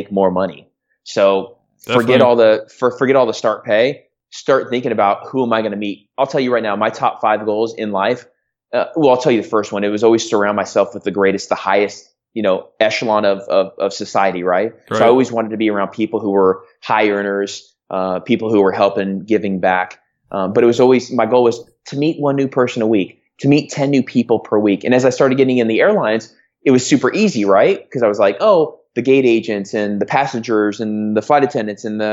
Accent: Phoenix, Arizona, United States; also born or lived in California; I grew up in Phoenix, Arizona, in California.

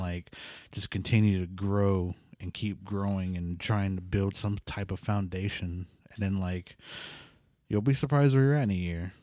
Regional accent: Pawnee, Oklahoma, United States; moved away as an adult; also born or lived in New Mexico; I'm from Pawn East, so, like, it was a small town with, like, no internet

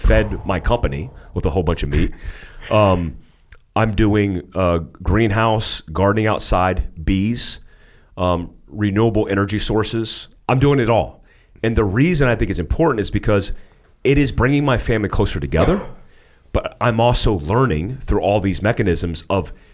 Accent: United States; moved away as an adult; also born or lived in Daytona Beach, Florida / North Carolina; I grew up in Daytona Beach, Florida. I grew up in North Carolina in the boonies

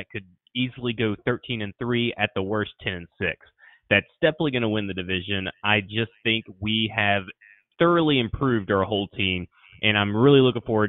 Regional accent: Nashville, Tennessee, United States; we're all from Nashville

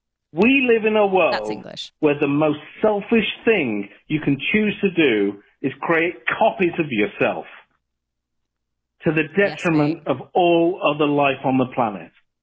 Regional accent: England, United Kingdom; accent: English; now in Canada; I've got an English accent, but I am Canadian.

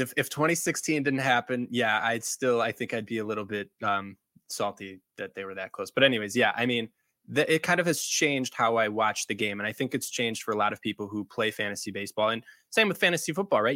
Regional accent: Chicago, Illinois, United States; I grew up around the city of Chicago

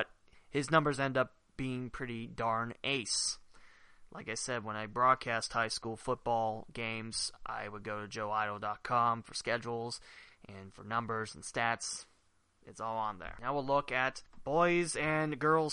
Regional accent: West Alexandria, Ohio, United States; West Alexandria's Twin Valley South, my hometown

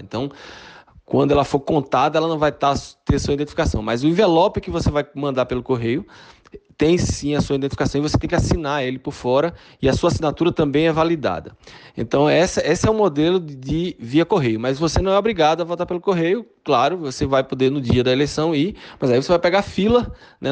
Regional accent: Recife, Pernambuco, Brazil; accent: Pernambucano; moved away as an adult; also born or lived in Fortaleza, Ceará, Brazil; now in Tucson, United States; Eu morei aí ah, em Fortaleza até os oito anos de idade. Me mudei para é, Recife, por isso desse sotaque pernambucano

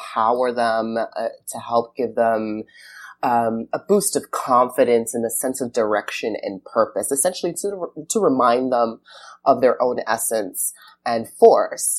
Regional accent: New York, United States; I grew up in New York, and so we would frequent Barnes and Nobles pretty often

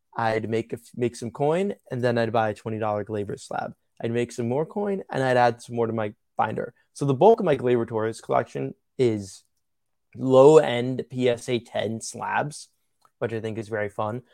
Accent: New York, United States; I'm from New York, one of my dad's favorite players was Thurman Munson.

